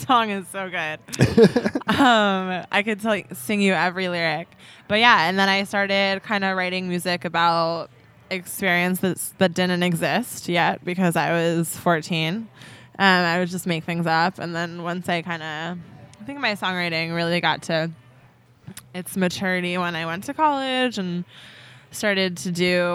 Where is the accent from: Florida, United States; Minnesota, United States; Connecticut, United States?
Connecticut, United States; Bristol; moved away as an adult; also born or lived in Montreal; I grew up in Bristol, Connecticut for 18 years to be exact